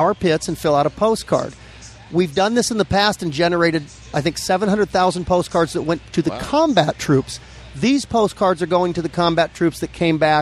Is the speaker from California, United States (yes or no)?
yes; Los Angeles, California, United States; now in Norco, United States; I grew up in Granada Hills in the San Fernando Valley. We moved out to Norco 3 years ago